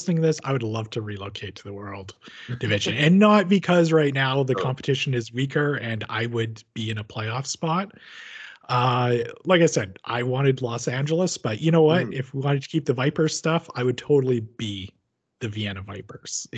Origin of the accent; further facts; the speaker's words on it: Medicine Hat, Alberta, Canada; I was born and raised in Medicine Hat